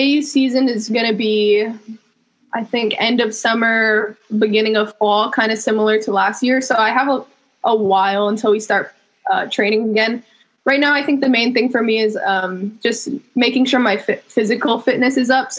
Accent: Hawaii, United States; moved away as an adult; also born or lived in Fresno, California / Berkeley, California; I am born and raised in Hawaii. I represent my islands.

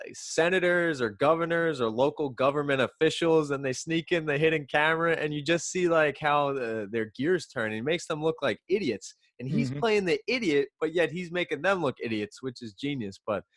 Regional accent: Long Island, New York, United States; We're white dudes from Long Island.

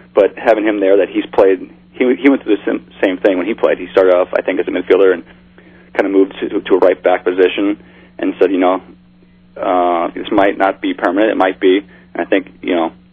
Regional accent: Midwest, United States; moved away; I grew up in the Midwest, so I always did a lot of bass fishing

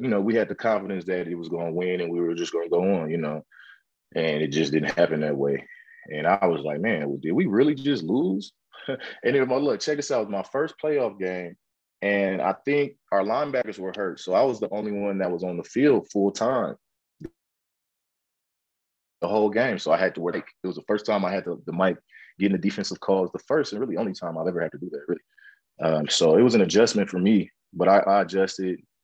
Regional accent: West Coast, United States; moved away; I'm from the West Coast

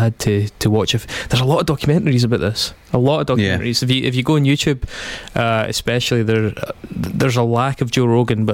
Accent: Stirling, Scotland, United Kingdom; I'm from Stirling

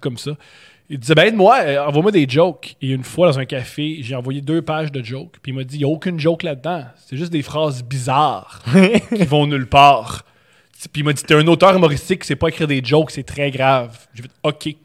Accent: Montreal, Quebec, Canada; Je suis né à Montréal. Je suis né dans Rosemont Petite Patrie sur la rue Louis Aymon

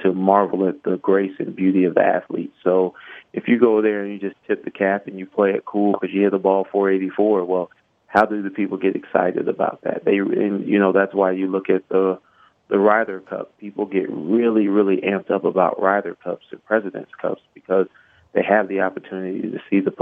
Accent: Miami, Florida, United States; I grew up around the University of Miami

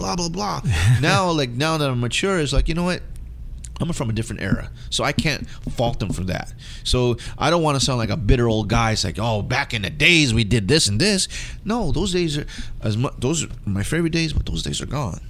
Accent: West Coast, United States; being a Filipino American growing up in the West Coast

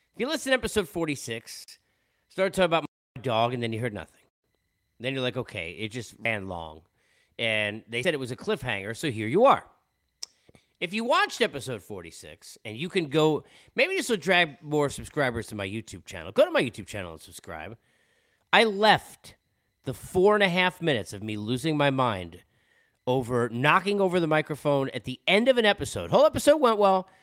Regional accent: New York, United States; also born or lived in Los Angeles; now in Atlanta, United States; growing up in New York

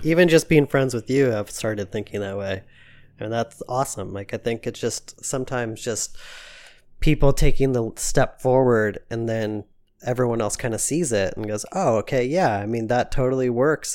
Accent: United States; my mom's side of the family came from Switzerland. So, like, I have, like, this, like, deep Swiss roots. Even though I'm American

